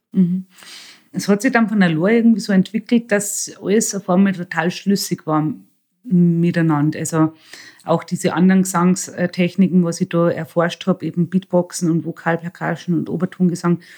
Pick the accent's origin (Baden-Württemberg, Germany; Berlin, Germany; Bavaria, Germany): Bavaria, Germany; moved away as an adult; now in Salzburg, Austria; ich bin in einer Pension aufgewachsen in Bayern